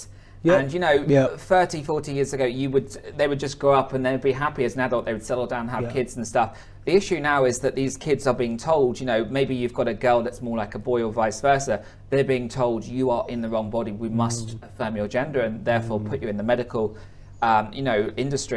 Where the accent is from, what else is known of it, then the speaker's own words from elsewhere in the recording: Hertfordshire, East of England, United Kingdom; moved away as an adult; also born or lived in Korea; I'm from Hertfordshire